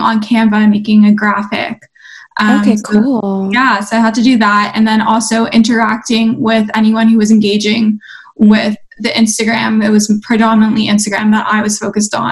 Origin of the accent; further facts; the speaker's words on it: Toronto, Ontario, Canada; I'm from Toronto, Canada.